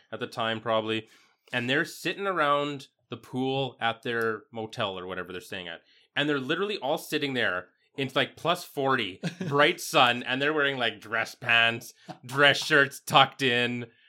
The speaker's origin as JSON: {"language": "English", "town": "Yorkton", "region": "Saskatchewan", "country": "Canada", "tie": "born or raised there", "said": "growing up in Yorkton"}